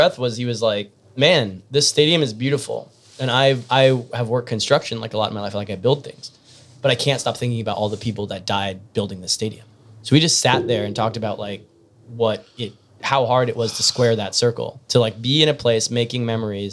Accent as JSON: {"language": "English", "country": "United States", "said": "I'm like an American"}